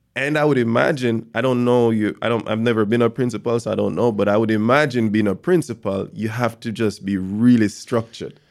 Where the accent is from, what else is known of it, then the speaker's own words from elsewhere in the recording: Jamaica; growing up in Jamaica